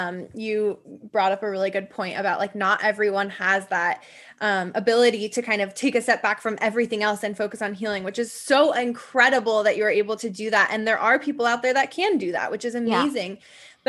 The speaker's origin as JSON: {"language": "English", "region": "Midwest", "country": "United States", "tie": "born or raised there", "said": "I grew up in the Midwest."}